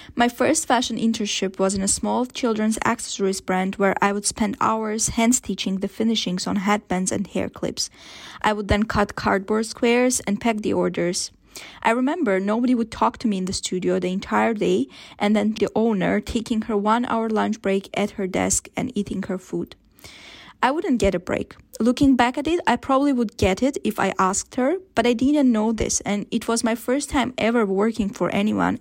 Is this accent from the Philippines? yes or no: yes; Philippines; I am from the Philippines, and the fashion industry is quite different where I am from